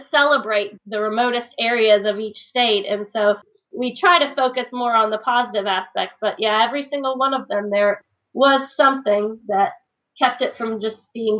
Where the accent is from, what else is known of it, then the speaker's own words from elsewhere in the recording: Virginia, United States; The Virginia remote spot. My favorite remote spot until we headed out west. my home state out on a barrier island.